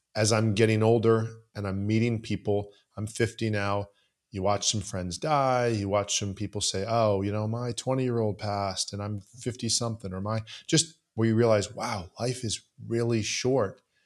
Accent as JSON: {"language": "English", "region": "Southeast Florida", "country": "United States", "tie": "born or raised there", "also_born_or_lived": "Canada", "said": "I grew up in Southeast Florida"}